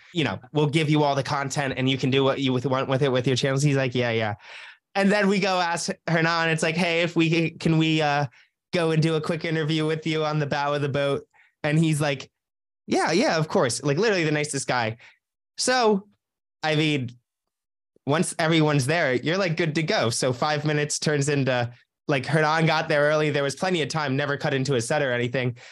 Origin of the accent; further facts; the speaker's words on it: New Jersey, United States; moved away as an adult; also born or lived in Los Angeles; I was from New Jersey.